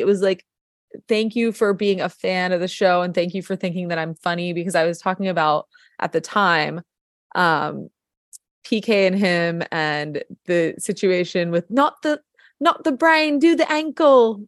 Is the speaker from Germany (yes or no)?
no; New York, United States; moved away as an adult; also born or lived in Colorado; now in Los Angeles, United States; my background, I'm from New York